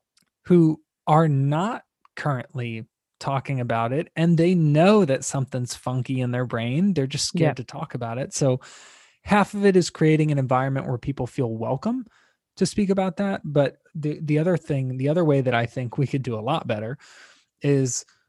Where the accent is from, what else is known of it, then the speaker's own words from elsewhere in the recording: Tampa, Florida, United States; I grew up in Tampa, Florida